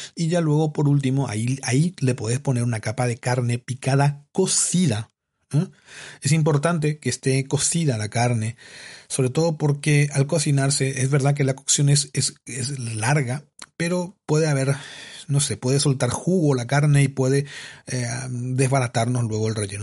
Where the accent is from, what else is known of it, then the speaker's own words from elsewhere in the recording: Paraguay; moved away as an adult; yo soy de Paraguay, que viví hasta los 25 años, 24, 25 años en Paraguay de forma constante